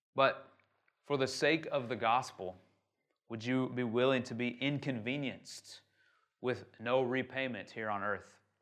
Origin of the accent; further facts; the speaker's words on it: United States; now in Shanghai, China; I'm from America